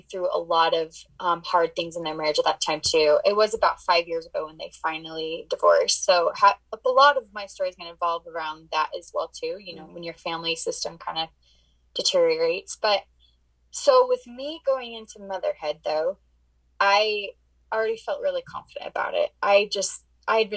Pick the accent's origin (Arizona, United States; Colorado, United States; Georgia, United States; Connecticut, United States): Arizona, United States; now in Utah, United States; I was born and raised in Arizona, and now I live in Utah